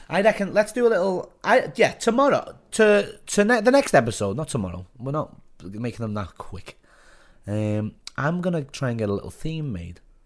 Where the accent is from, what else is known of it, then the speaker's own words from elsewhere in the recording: Liverpool, North West England, United Kingdom; now in south coast, England; I'm from Liverpool.